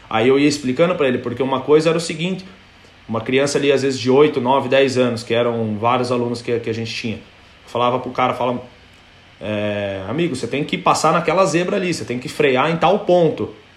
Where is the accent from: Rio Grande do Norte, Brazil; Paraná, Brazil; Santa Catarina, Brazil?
Paraná, Brazil; Cascavel; moved away as an adult; also born or lived in England; Sou, sou de Cascavel no Paraná